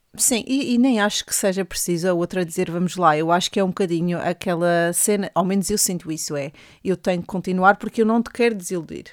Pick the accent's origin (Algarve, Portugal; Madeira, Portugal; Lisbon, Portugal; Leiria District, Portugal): Madeira, Portugal; accent: Madeiran; now in England, United Kingdom; meu sotaque madeirense